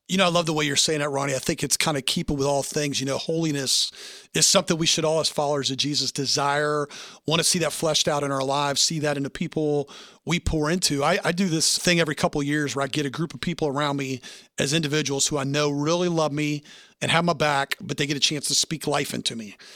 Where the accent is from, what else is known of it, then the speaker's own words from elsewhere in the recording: the South, United States; I'm from the South